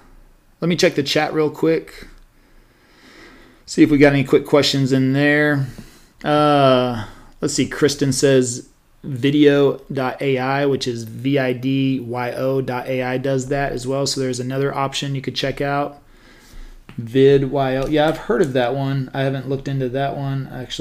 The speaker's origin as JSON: {"language": "English", "town": "Stephenville", "region": "Texas", "country": "United States", "tie": "born or raised there", "also_born_or_lived": "Dallas, Texas", "said": "growing up in Stephenville"}